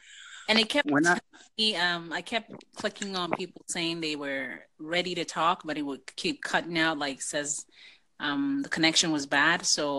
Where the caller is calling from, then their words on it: Canada; I'm calling. This is Canada here.